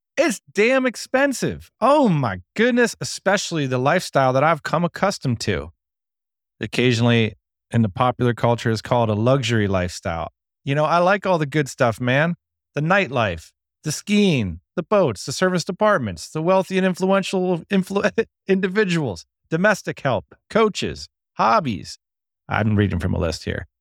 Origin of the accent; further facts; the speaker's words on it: United States; moved away as an adult; also born or lived in Vietnam; I left America in two thousand and eight. I left my home country